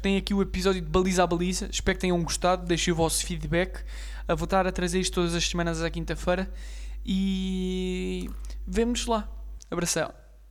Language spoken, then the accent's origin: Portuguese; Portugal; Eu, como português